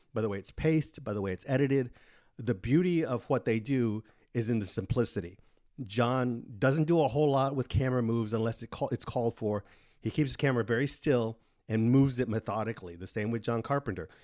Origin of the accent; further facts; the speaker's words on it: Pharr, Texas, United States; it's like a triangle of Mission, McAllen, Far, which is where I grew up in the Rio Grande Valley